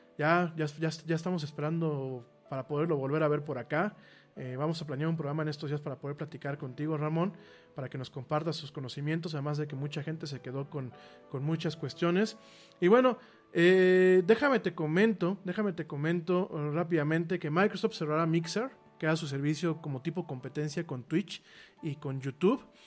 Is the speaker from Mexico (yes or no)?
yes; Mexico; a los mexicanos nos ha faltado un poco eso